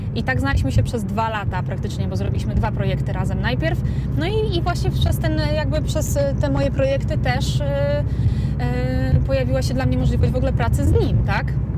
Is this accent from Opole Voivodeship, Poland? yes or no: no; Suwałki, Podlaskie Voivodeship, Poland; moved away as an adult; also born or lived in Warsaw, Poland; now in Las Vegas, United States; urodziłam się i wychowałam w Suwałkach